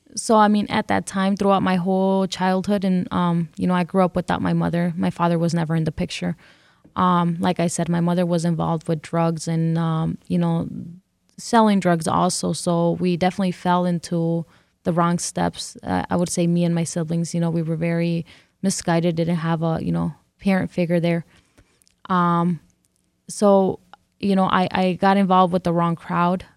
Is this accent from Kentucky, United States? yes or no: no; California, United States; first language English; also born or lived in Mexico; now in Detroit, United States; I grew up in California, and this is the only place I know that is home